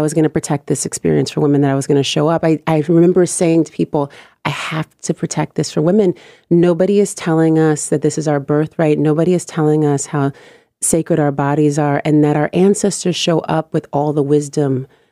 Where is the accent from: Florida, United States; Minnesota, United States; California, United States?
California, United States; Oakland; now in New York, United States; I'm from Oakland.